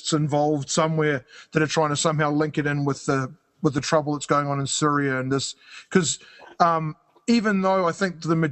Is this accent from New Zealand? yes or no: yes; New Zealand; now in Canada; I live in Canada, so I've got, and I'm from New Zealand